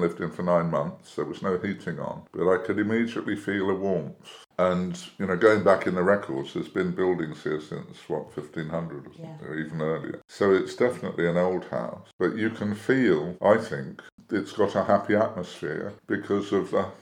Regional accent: Weybridge, South East England, United Kingdom; moved away as an adult; also born or lived in Barton-on-Sea, Hampshire / South London; now in Petworth, United Kingdom; I was born in Hampshire, on the coast, a place called Barton-on-Sea. We lived in South London for a while, but most of my life we lived in Weybridge in Surrey, which is a commuter town. I lived there 50 years.

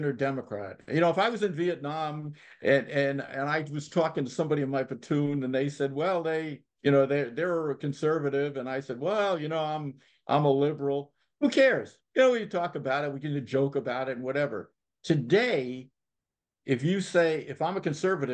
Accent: United States; also born or lived in New York; I'm from Connecticut, New York

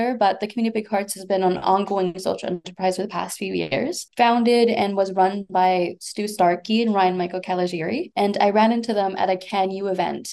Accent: Winnipeg, Manitoba, Canada; growing up in Winnipeg

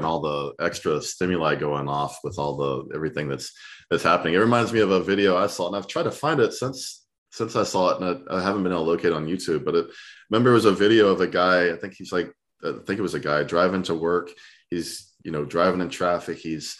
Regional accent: Southern US, United States; You know, being a Southerner, my blood starts pumping.

